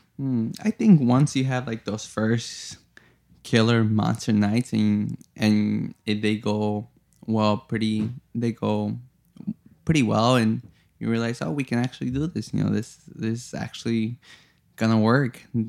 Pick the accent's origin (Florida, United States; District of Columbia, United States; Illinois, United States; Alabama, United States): Illinois, United States; Chicago; moved away; I grew up in Chicago, and I grew up in a, you know, not so hot neighborhood that's now very hot.